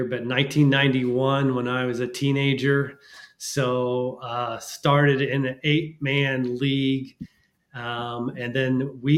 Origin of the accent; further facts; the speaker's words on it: Wichita, Kansas, United States; I'm from Wichita, Kansas